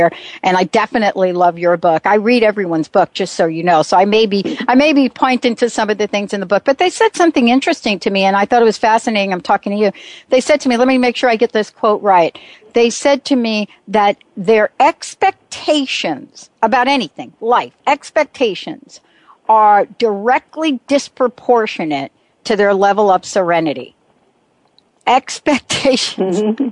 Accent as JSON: {"language": "English", "region": "East Coast", "country": "United States", "tie": "born or raised there", "also_born_or_lived": "New Jersey", "moved": "yes", "lives_now": "Washington, United States", "said": "I grew up on the East Coast, grew up in New York and New Jersey, but moved to Washington State"}